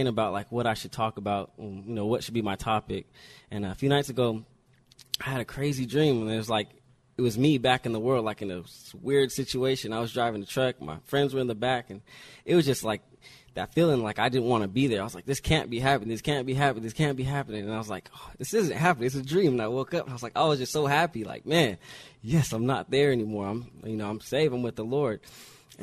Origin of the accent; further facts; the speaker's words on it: Riverside, California, United States; also born or lived in New Jersey; I was born in New Jersey on the East Coast, and I moved to Riverside as a little baby